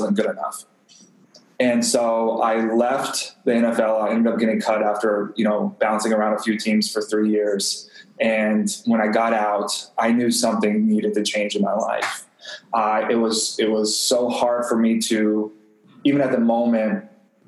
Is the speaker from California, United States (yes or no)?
no; Texas, United States; I grew up in Texas, and so football was everything